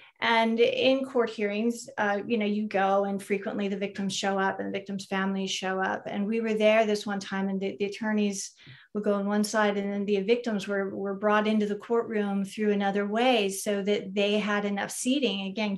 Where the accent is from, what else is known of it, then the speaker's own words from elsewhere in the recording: California, United States; I'm from Ventura County.